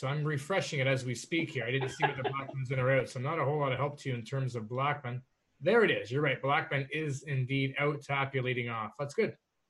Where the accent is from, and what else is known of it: Toronto, Ontario, Canada; born or raised there